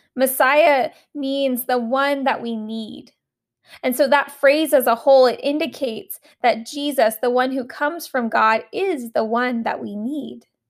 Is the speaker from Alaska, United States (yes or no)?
yes; Alaska, United States; the camp that I grew up at in Alaska